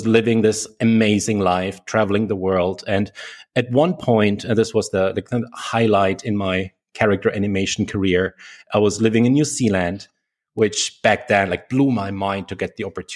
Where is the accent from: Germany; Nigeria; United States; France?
Germany; I came back to Germany. That's where I'm originally from, if you can't tell from my accent.